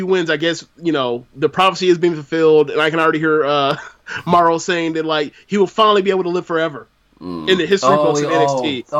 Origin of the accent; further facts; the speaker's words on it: Florida, United States; Okay, so I'm from Florida. That's also the South, right? It's a different kind of South